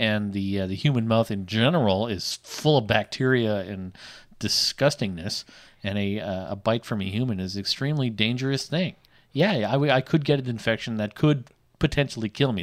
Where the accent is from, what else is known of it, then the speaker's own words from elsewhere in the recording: Canada; accent: Canadian; I am Canadian.